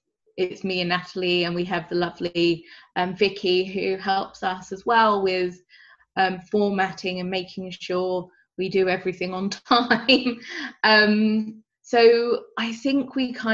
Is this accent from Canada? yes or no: no; United Kingdom; I'm British